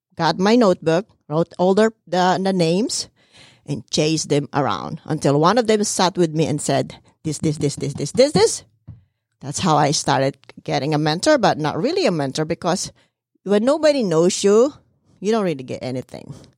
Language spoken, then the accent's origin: English; Philippines; moved away; I'm from the Philippines